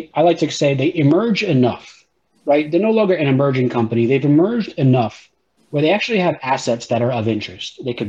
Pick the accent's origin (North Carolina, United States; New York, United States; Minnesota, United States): New York, United States; I grew up in New York when Crazy Eddie was a very popular electronics store